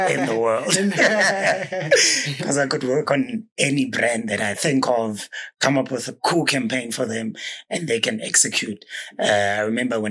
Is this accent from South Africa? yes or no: yes; Johannesburg, Gauteng, South Africa; I'm a Kasi boy. Yeah. Grew up in Alex.